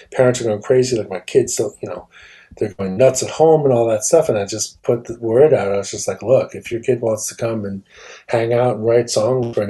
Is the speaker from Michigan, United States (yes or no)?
no; Leonia, New Jersey, United States; I grew up in Leonia